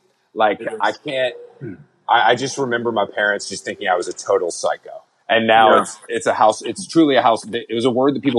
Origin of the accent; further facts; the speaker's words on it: the South, United States; like growing up in the South particularly, you know.